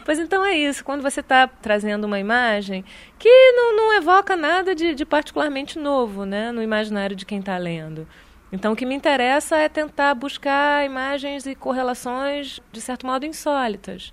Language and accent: Portuguese; Brazil; moved away as an adult; also born or lived in France; quando saí do Brasil, que tinha 18 anos